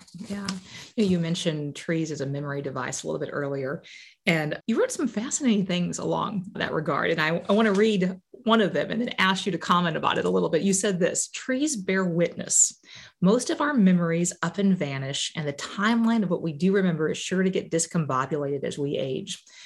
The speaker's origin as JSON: {"language": "English", "region": "Illinois", "country": "United States", "tie": "born or raised there", "said": "growing up in Illinois"}